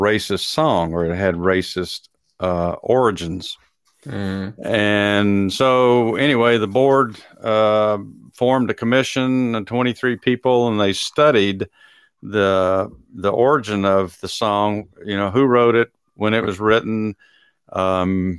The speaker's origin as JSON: {"language": "English", "region": "Texas", "country": "United States", "tie": "born or raised there", "moved": "as an adult", "said": "I grew up in Texas and, you know, spent the first quarter of my life there"}